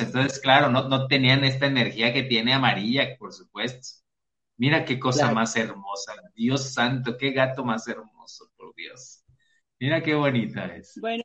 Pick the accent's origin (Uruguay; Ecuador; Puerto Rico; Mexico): Mexico; los mexicanos cantinfleamos